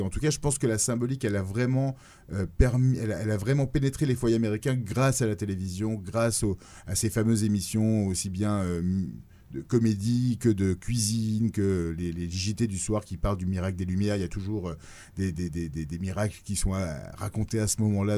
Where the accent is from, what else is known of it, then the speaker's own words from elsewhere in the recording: Nice, Provence-Alpes-Côte d'Azur, France; moved away as an adult; now in New York, United States; je suis niçois à la base